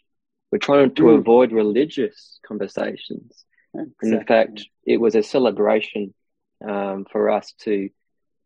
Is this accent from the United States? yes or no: no; Australia; I am Aussie.